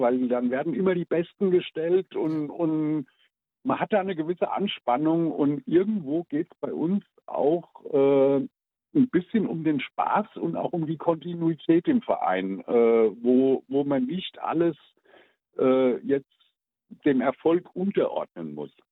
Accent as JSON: {"language": "German", "region": "Odenwald", "country": "Germany", "said": "bei uns im Odenwald gab es keine Amis"}